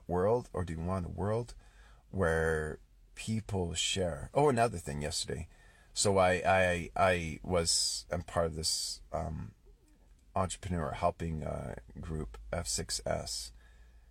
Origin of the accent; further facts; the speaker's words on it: Canada; I'm Canadian